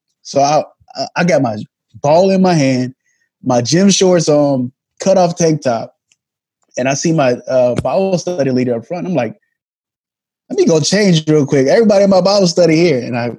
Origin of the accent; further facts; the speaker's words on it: Germany; I grew up in a culture that wasn't just my own. I grew up in Germany, you know.